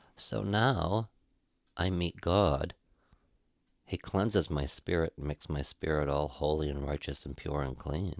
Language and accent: English; Caribou, Maine, United States; moved away as an adult; also born or lived in Portland, Maine; going home to my hometown. Out of Portland, Maine, he wanted me to go back to my hometown